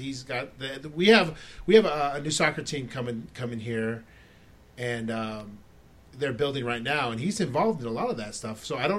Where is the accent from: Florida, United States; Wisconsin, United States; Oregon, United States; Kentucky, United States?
Florida, United States; because I grew up in Florida and all we watched was the Bulls, and I didn't really have a team when I was growing up